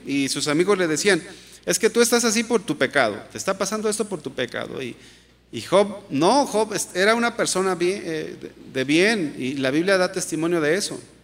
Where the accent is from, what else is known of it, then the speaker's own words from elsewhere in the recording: Mexico; como mexicanos